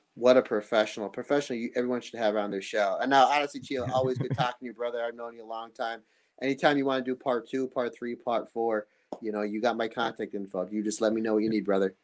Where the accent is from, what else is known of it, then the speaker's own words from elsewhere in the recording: United States; I'm obviously from America